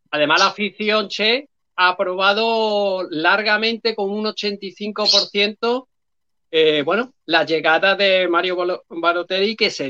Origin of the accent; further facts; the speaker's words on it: Málaga, Andalusia, Spain; Yo soy más malagueño que muchos